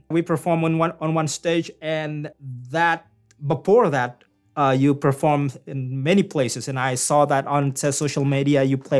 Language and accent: English; Indonesia; also born or lived in Newfoundland and Labrador, Canada; now in Canada; I come from Indonesia and always hot all year.